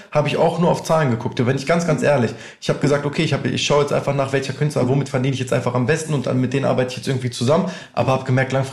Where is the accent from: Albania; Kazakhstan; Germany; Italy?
Albania; Achso, ich komme aus Albanien.